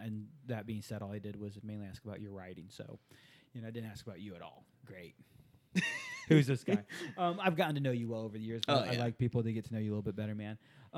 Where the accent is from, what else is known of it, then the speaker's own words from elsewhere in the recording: Japan; Growing up in Japan, attending an American Department of Defense school in Japan, it was required reading the book Shogun